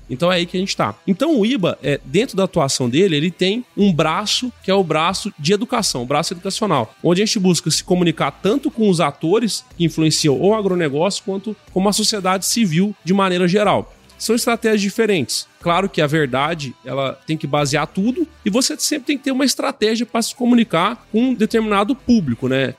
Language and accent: Portuguese; Uberaba, Minas Gerais, Brazil; Eu sou nascido em Uberaba, né, Minas Gerais, lá no Triângulo Mineiro.